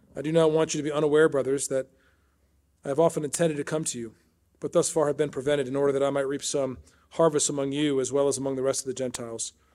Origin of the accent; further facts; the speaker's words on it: Chicago, Illinois, United States; moved away as an adult; also born or lived in Washington, D.C.; I was raised outside Chicago in the Northwest suburbs